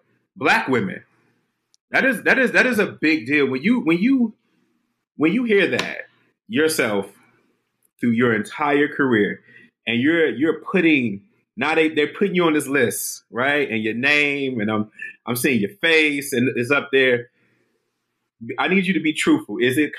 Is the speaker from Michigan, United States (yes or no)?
yes; Detroit, Michigan, United States; moved away; also born or lived in Washington, D.C.; I'm from Detroit.